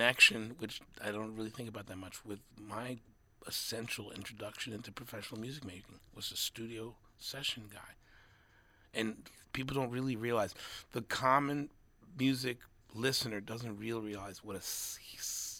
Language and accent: English; New York, United States; I'm a New Yorker